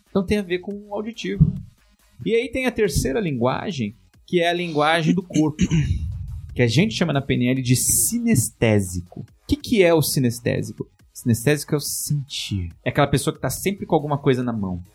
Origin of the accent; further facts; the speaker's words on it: São Paulo, Brazil; eu sou da Zona Leste de São Paulo